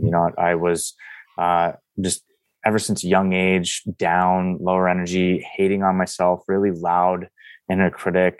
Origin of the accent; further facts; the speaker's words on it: East Coast, United States; now in San Diego, United States; I'm originally from the East Coast